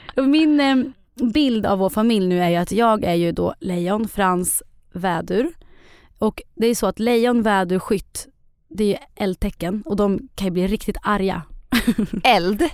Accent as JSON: {"language": "Swedish", "town": "Eskilstuna", "region": "Södermanland", "country": "Sweden", "said": "Ja, jag är ju från Eskilstuna."}